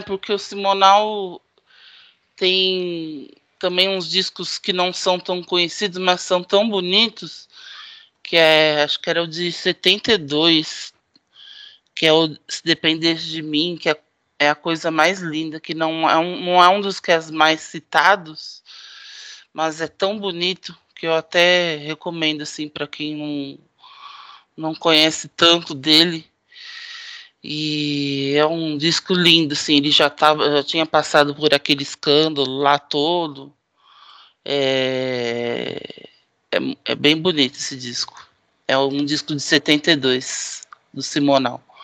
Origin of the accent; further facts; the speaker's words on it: Santos, São Paulo, Brazil; Eu não tenho do que reclamar da minha adolescência em Santos